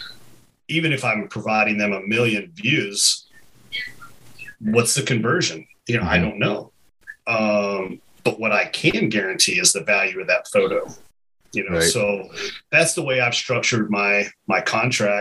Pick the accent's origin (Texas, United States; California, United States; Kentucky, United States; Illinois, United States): Kentucky, United States; growing up in Kentucky